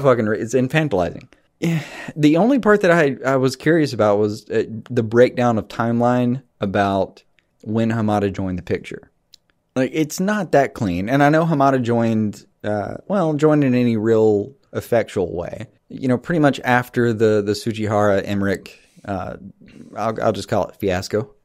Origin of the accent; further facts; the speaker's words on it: the South, United States; we grew up in the South